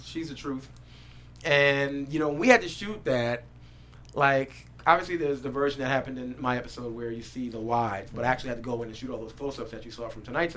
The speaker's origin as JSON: {"language": "English", "town": "New York City", "region": "New York", "country": "United States", "tie": "born or raised there", "said": "I was born and raised in Brooklyn, New York"}